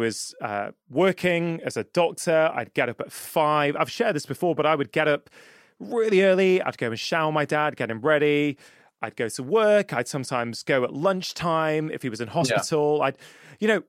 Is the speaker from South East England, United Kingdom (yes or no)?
no; Cheshire, North West England, United Kingdom; also born or lived in Edinburgh; I live in the northwest of England, where I grew up, is because I moved back from Edinburgh